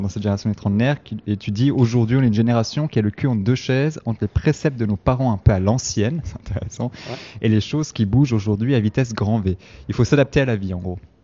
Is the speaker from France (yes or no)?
no; Switzerland; also born or lived in south-east Italy; je suis italien, je suis né en Suisse, et puis chaque été, je retournais dans mon village en Italie, euh, dans, le sud-est de l'Italie